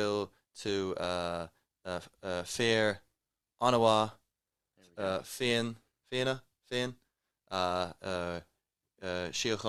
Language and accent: English; Australia; accent: Australian; now in Ireland; I was born and raised in Australia, but like all my family's Irish